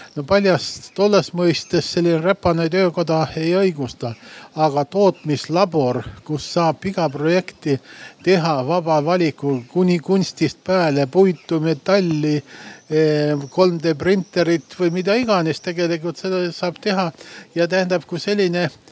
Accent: Põlva, Põlva County, Estonia; now in Tartu, Estonia; ma olen ka Põlvast pärit ja, ja suurem osa nüüd pool elu Tartus elanud

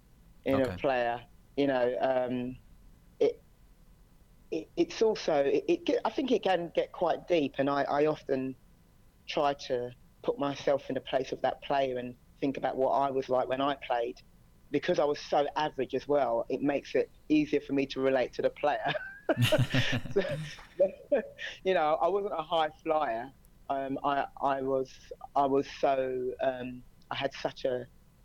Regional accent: England, United Kingdom; moved away as an adult; also born or lived in United States; now in China; I'm from England, so coached in England

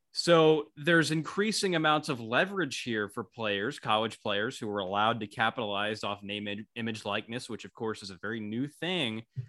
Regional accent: Tennessee, United States; moved away as an adult; now in Syracuse, United States; I'm from Tennessee

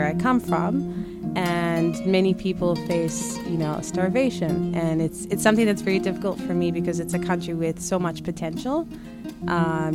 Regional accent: Harare, Zimbabwe; moved away as an adult; now in Jerusalem, Israel; I'm originally from Zimbabwe. I was born and raised in Harare, which is the capital city, and now live in Jerusalem, and I made Aliyah in 2018

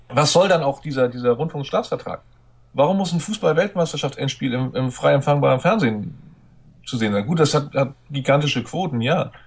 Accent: Hamburg, Germany; now in Schleswig-Holstein, Germany; als Hamburger bin ich auch betroffen gewesen oder als Randhamburger, da ich in Schleswig-Holstein lebe, aber mein Herz immer noch nach Hamburg gehört

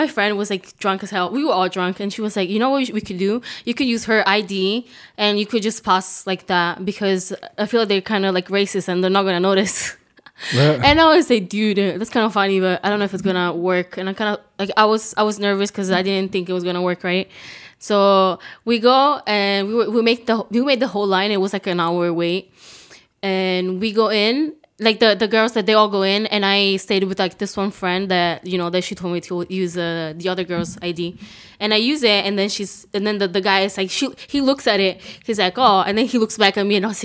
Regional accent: Italy; English is a second language; now in United States; I grew up in Italy

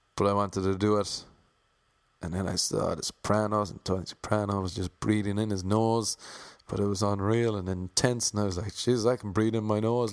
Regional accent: Ireland; accent: Irish; I have an Irish accent

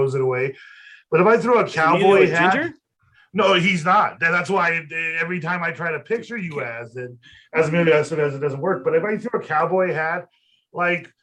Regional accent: Colorado, United States; also born or lived in Florida; we're from Colorado

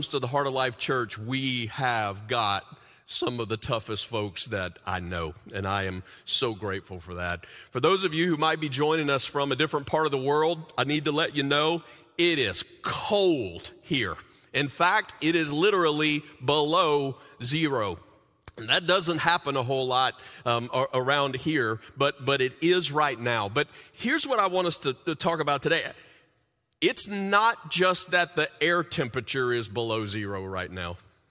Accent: the South, United States; moved away; When we moved to the Midwest like 26 years ago, we came from the South.

